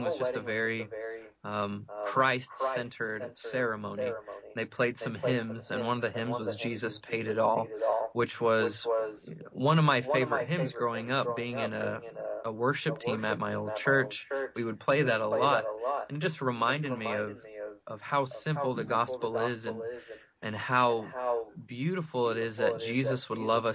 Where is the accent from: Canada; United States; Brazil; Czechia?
United States; the Bible Belt; growing up in the Bible Belt